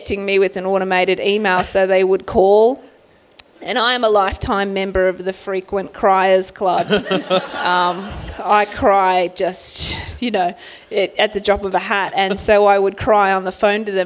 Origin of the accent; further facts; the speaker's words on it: Sydney, New South Wales, Australia; I grew up in Bankstown